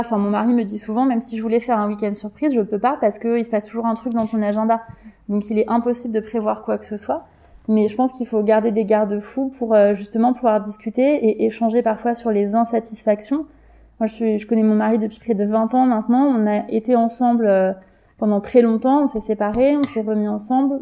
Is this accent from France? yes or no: yes; Paris, Île-de-France, France; j'ai grandi dans une cité à Belleville